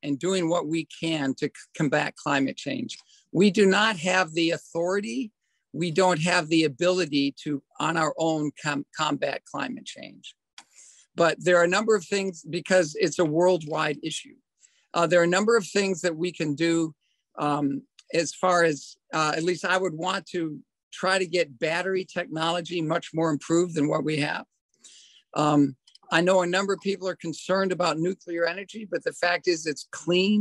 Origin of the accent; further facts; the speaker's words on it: Madison, Wisconsin, United States; also born or lived in Raleigh, North Carolina; I grew up in Madison